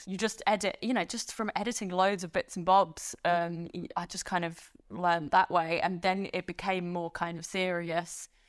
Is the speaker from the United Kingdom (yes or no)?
no; France; moved away; I grew up in France.